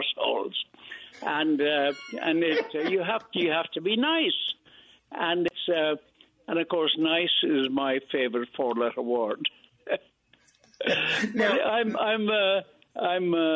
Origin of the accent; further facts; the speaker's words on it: Ireland; also born or lived in Brooklyn, New York, United States; now in New York, United States; I was born in Brooklyn in Greenpoint Hospital in 1931, and I was taken to Ireland when I was three, and that's where I grew up